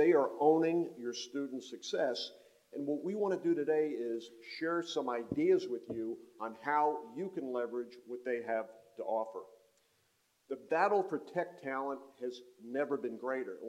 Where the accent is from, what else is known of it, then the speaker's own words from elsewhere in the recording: North Carolina, United States; I'm from North Carolina. I chair the board of Wake Tech Community College